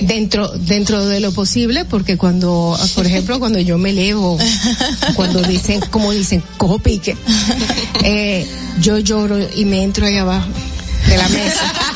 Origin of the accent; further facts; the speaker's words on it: Dominican Republic; nosotros como dominicanos